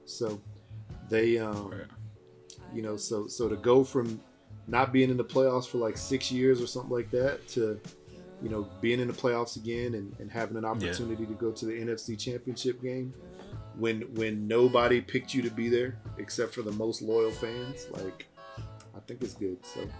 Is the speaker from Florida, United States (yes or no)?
no; Houston, Texas, United States; I grew up in Houston, Texas.